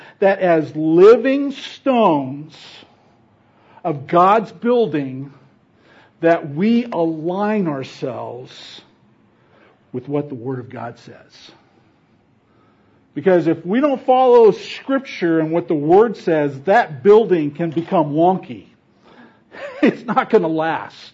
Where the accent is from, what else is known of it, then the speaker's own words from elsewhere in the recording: Fresno, California, United States; moved away; I grew up in Fresno